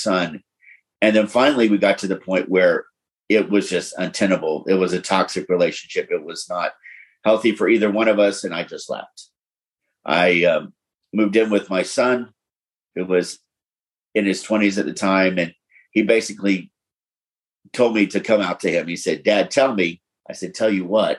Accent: Florida and Tennessee, Southeast, United States; I grew up in the Southeast, first Florida and Tennessee

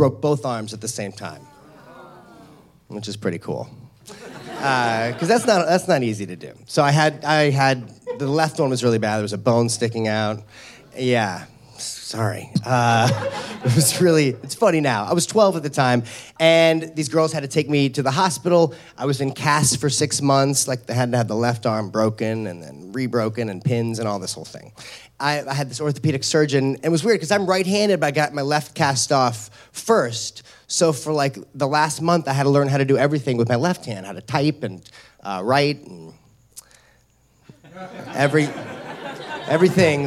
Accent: St. Louis, Missouri, United States; When I was 12 years old, I grew up in St. Louis, Missouri.

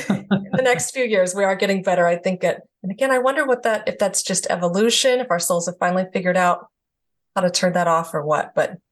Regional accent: the South, United States; again, I'm from the South. So very taboo there, it's demons, you know.

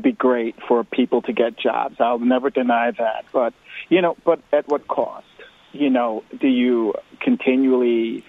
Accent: New York, United States; I grew up in New York

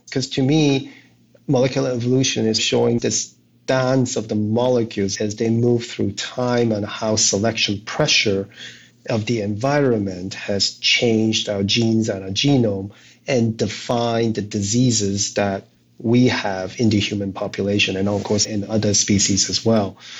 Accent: Hong Kong; I was born in Hong Kong

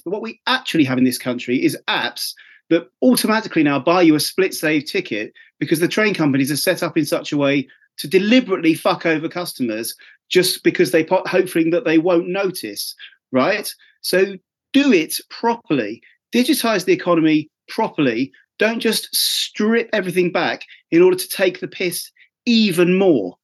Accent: Essex, East of England, United Kingdom; I'm from Essex

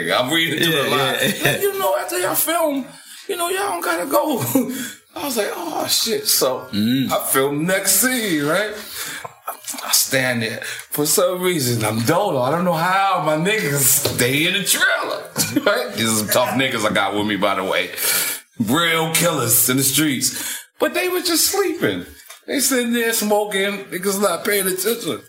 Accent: United States; I'm American.

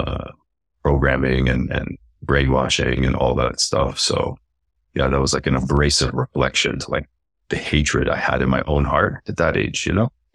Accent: Canada; also born or lived in Lebanon / Palestine; I really felt alone in, in life growing up in terms of wasn't, didn't feel Canadian, didn't feel like that was home

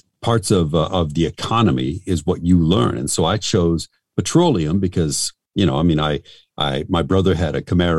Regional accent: Albuquerque, New Mexico, United States; I'm from Albuquerque, New Mexico

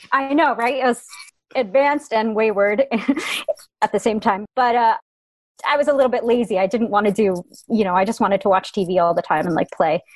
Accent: Darien, Connecticut, United States; I was born and raised in Fairfield County, Connecticut

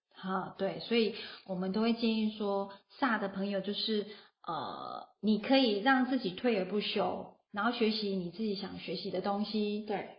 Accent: Taiwan; 我们台湾人

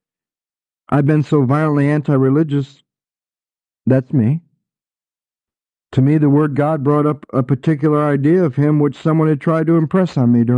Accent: Michigan, United States; growing up in Michigan

